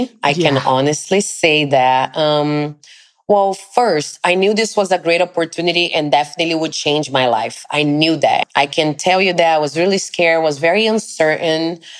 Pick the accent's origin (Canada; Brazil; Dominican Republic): Brazil; English is a second language; now in New York, United States; It was my first experience outside of Brazil, was coming straight to New York